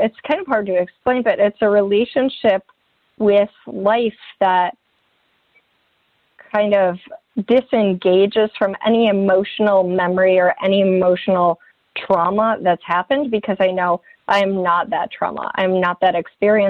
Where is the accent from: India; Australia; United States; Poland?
United States; Midwest; moved away; I came from the Midwest